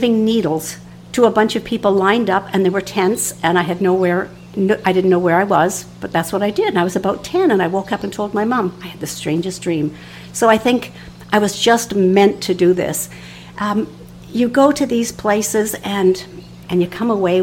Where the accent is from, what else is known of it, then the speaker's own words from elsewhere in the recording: Canada; I'm a nurse from Canada